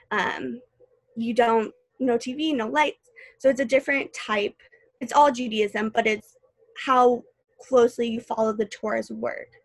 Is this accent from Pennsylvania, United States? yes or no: no; St. Louis, Missouri, United States; I moved here from St. Louis. I knew literally no one. Um, and like I said earlier, I wasn't a huge fan of leaving home.